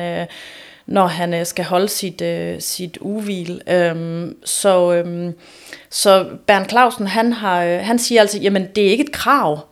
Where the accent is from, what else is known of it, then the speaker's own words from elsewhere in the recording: Aarhus, Central Denmark Region, Denmark; jeg er jo også Aarhusianer